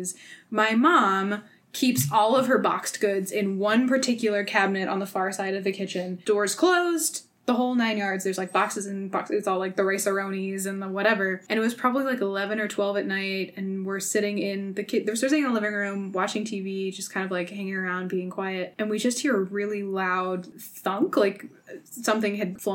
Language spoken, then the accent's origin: English; Massachusetts, United States; So the house that I grew up in is in Massachusetts